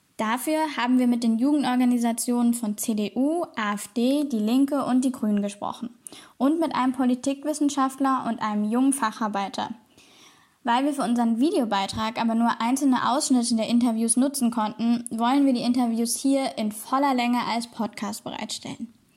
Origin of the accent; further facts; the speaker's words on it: West Germany, Germany; now in East Germany, Germany; ich komme aus Westdeutschland, das war für mich eigentlich nie ein Thema, bis ich nach Ostdeutschland kam